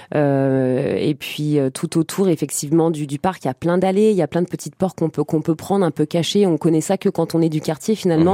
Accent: Trappes, Île-de-France, France; moved away as an adult; also born or lived in Montigny-le-Bretonneux / Plaisir; now in Paris, France; je suis né dans le 78 à Trappes. Et après, jusqu'à mes 18, 19 ans, 18 ans, âge, à laquelle j'ai, euh, âge auquel j'ai déménagé à Paris. Avant, j'ai fait tout le 78

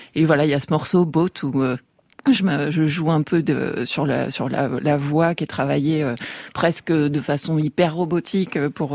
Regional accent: Tarbes, Occitania, France; je vais faire un prochain album sur euh, sur ma ville natale, Tarbes

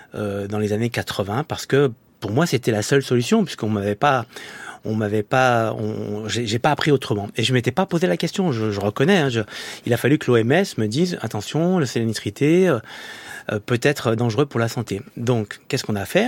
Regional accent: Saint-Étienne, Auvergne-Rhône-Alpes, France; moved away as an adult; also born or lived in Lyon; now in Paris, France; je suis un Stéphanois, arrivé à Paris

